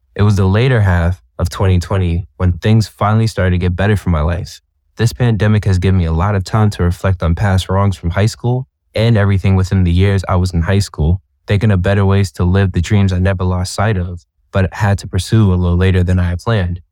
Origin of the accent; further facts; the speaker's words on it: Boston, Massachusetts, United States; I'm from Boston, Massachusetts